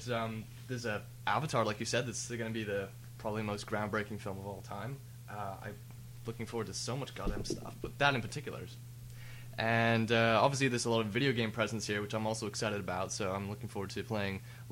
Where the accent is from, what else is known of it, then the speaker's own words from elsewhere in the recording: Canada; I'm from Canada.